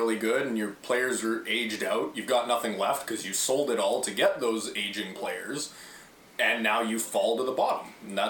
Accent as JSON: {"language": "English", "country": "Canada", "said": "we're all Canadian guys"}